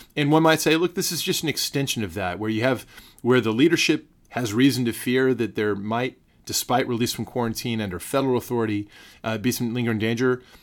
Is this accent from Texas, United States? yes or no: yes; San Antonio, Texas, United States; my hometown, San Antonio, my home county, Bear County